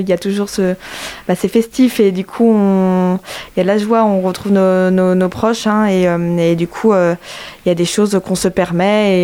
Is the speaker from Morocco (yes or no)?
no; Brittany, France; moved away as an adult; now in Angers, France; je suis originaire de Bretagne